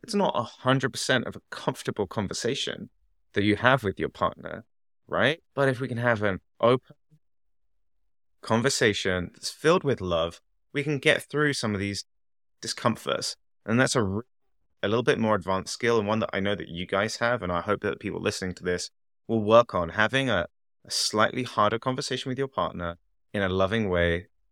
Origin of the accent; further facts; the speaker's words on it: England, United Kingdom; moved away as an adult; also born or lived in Canada; I'm from England